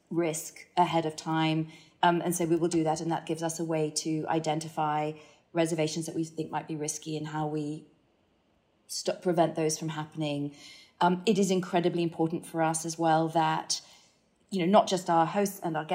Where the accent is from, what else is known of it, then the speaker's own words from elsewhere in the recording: Hong Kong; I think, I mean, I talked about kind of growing up in Hong Kong um, and, and, and what that did in terms of just just opening your eyes to the fact that you know, cultures are very different